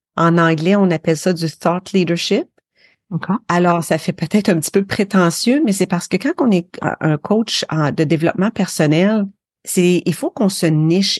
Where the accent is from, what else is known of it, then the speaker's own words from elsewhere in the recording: Sherbrooke, Quebec, Canada; accent: North American; moved away; also born or lived in Windsor, Quebec / Alberta / Ontario; Je viens des cantons de l'Est euh, au Québec, une petite ville qui s'appelait Windsor, mais ensuite on est déménagé à Sherbrooke.